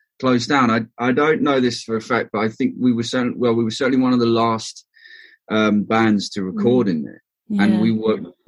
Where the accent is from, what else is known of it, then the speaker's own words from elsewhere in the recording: United Kingdom; We're British, you know, we've grown up our whole lives in the UK